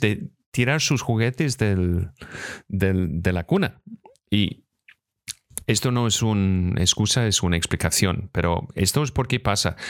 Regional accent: Scotland, United Kingdom; Spanish is a second language; moved away; also born or lived in Los Angeles; soy de Escocia

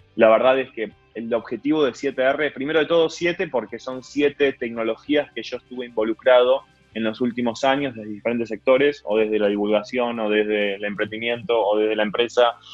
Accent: Argentina; nosotros como argentinos

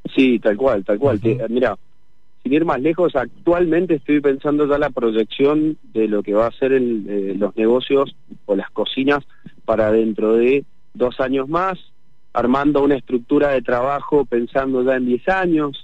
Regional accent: Mendoza, Argentina; yo como mendocino

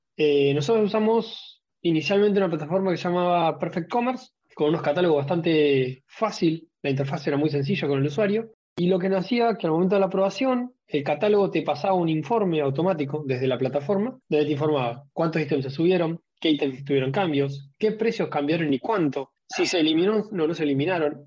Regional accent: Rosario, Santa Fe, Argentina; now in Neuquén, Argentina; soy de acá de Argentina, Nací en Rosario, viviendo en Neuquén.

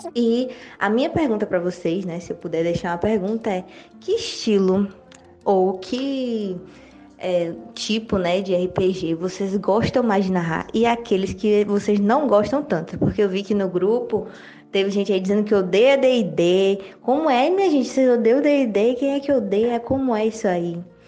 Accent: Ceará, Brazil; now in Salvador, Brazil; Eu sou do Ceará, mas moro em Salvador, Bahia, então nordestina aqui

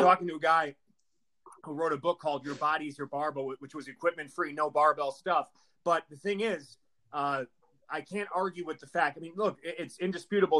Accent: Milwaukee, Wisconsin, United States; I'm from Milwaukee, Wisconsin

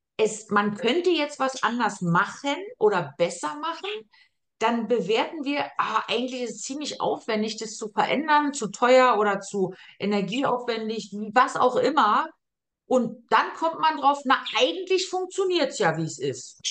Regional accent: Germany; moved away as an adult; now in Austria; eine Erfahrung als Deutsche gemacht, wo ich nach Österreich kam

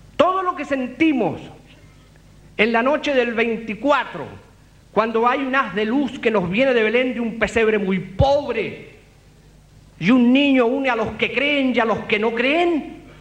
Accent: Temuco, Araucanía, Chile; Temuco, mi tierra

